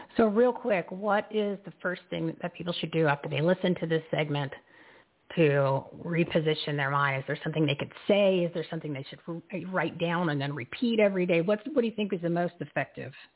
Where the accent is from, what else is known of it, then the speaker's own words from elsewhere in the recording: New Jersey, United States; I'm from New Jersey